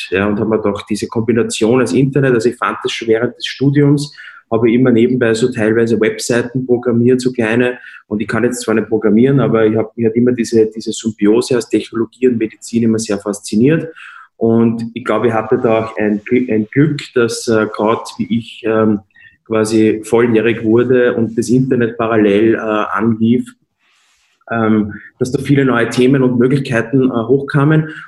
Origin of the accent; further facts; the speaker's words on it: Lower Austria, Austria; born there; now in Vienna, Austria; ich bin in Niederösterreich geboren, äh, lebe aber in Wien